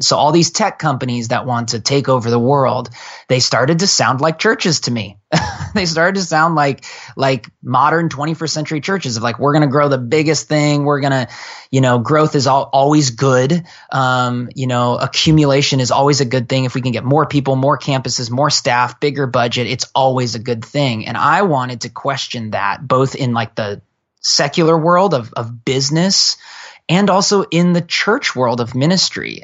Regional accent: Portland, Oregon, United States; moved away as an adult; also born or lived in San Francisco Bay Area; now in Bay Area, United States; I come from Portland, Oregon. I'm a Northwest kid.

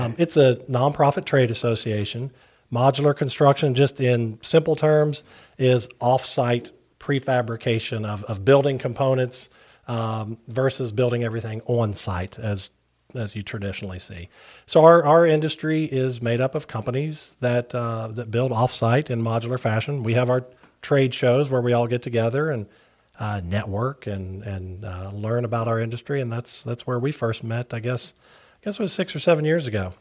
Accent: Barboursville, West Virginia, United States; accent: Appalachian; moved away as an adult; also born or lived in Huntington, West Virginia; now in Virginia, United States; I'm originally from Barbersville, West Virginia

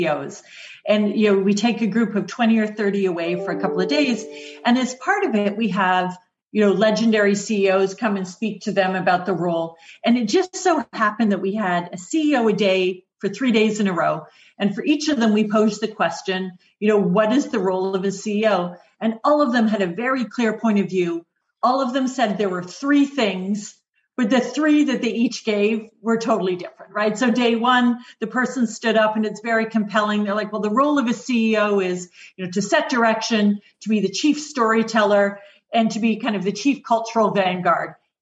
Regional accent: Oshawa, Ontario, Canada; moved away as an adult; also born or lived in United Kingdom; I grew up just outside Oshawa, which is a GM town

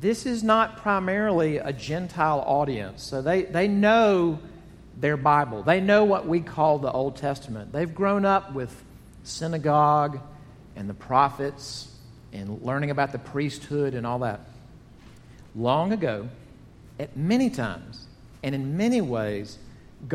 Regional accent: Jackson, Mississippi, United States; Growing up in Jackson, Mississippi

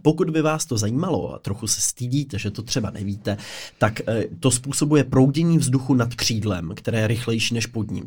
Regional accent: Pardubice, Pardubice Region, Czechia; jako Pardubák

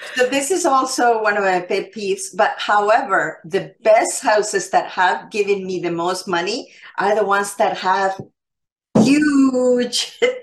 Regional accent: Canada; I am Canadian

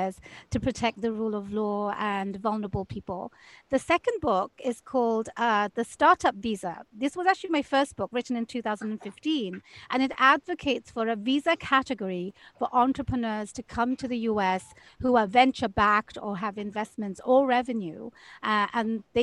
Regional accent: United Kingdom; now in Seattle, United States; I am a British transplant in America. I went through the entire immigration process to get my green card and then my citizenship

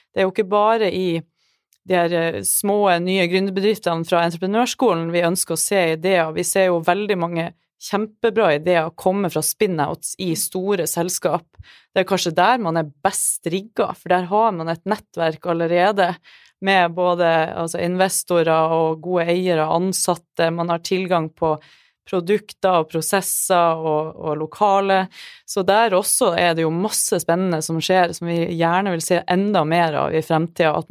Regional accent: Trøndelag, Norway; Så jeg, jeg, ja, jeg er trønder

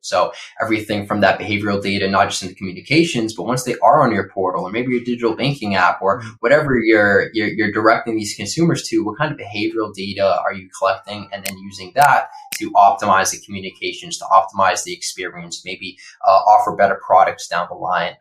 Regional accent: Boston, Massachusetts, United States; now in Los Angeles, United States; I grew up in Boston

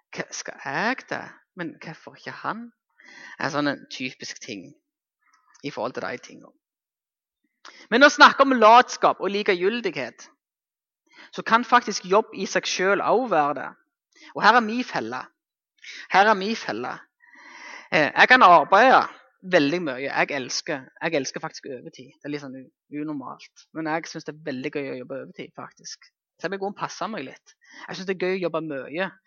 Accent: Jæren, Rogaland, Norway; Nå er jeg hjemme på Jæren.

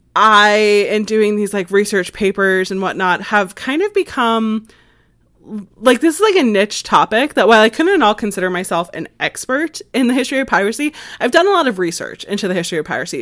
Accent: United States

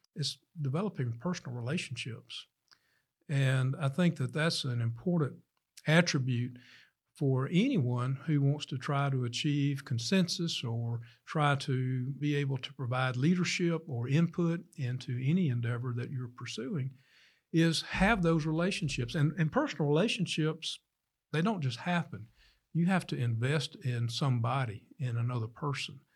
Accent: Starkville, Mississippi, United States; I was born here in Starkville

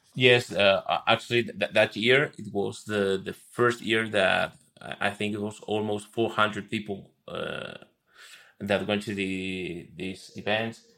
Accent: Buenos Aires, Argentina; moved away as an adult; now in Madrid, Spain; moved to Madrid three years ago. Uh, I, I, I'm from Buenos Aires, Argentina

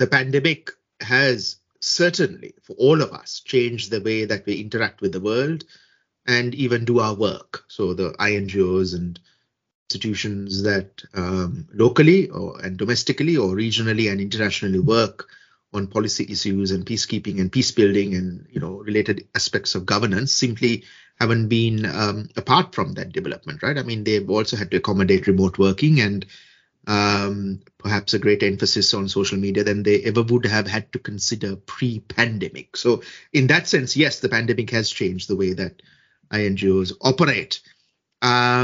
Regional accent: Sri Lanka; my home country, Sri Lanka

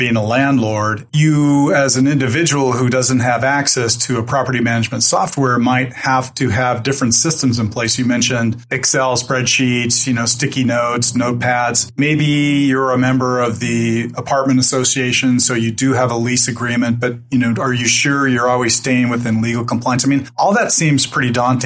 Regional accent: Santa Barbara, California, United States; moved away; I grew up in Santa Barbara and I'm also a gaucho from UC Santa Barbara

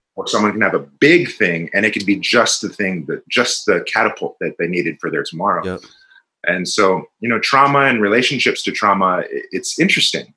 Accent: Richmond, California, United States; I'm from Richmond, California, not the nicest place, and uh, I was surrounded by a lot of angry, violent people

